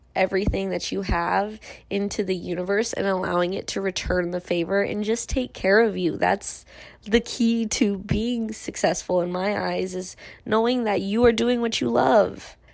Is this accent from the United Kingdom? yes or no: no; Irvine, California, United States; growing up in Irvine